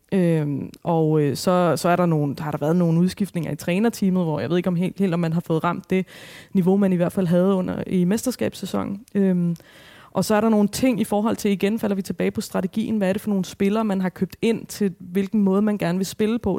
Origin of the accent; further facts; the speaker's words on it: Albertslund, Capital Region of Denmark, Denmark; så er jeg opvokset i Alberslund